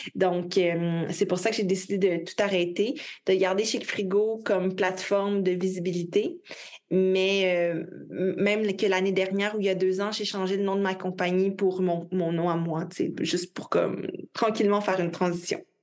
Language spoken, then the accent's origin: French; Quebec, Canada; Je travaille principalement euh, de mon pays natal, donc euh, du Québec